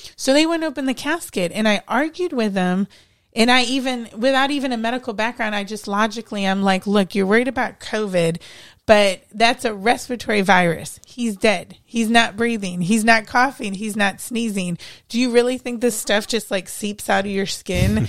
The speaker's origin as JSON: {"language": "English", "town": "Cleveland", "region": "Ohio", "country": "United States", "moved": "as an adult", "said": "I'm from Ohio."}